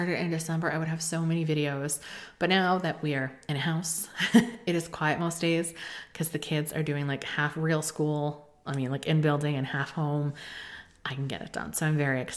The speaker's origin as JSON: {"language": "English", "region": "Connecticut", "country": "United States", "tie": "born or raised there", "said": "in the state of Connecticut, which is where we moved, not my hometown, it's the town over"}